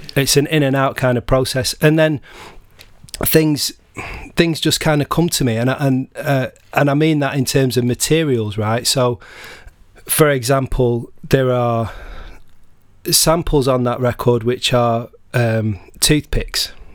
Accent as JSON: {"language": "English", "town": "Blackburn", "region": "North West England", "country": "United Kingdom", "said": "I'm from Blackburn, uh, originally in, in Lancashire."}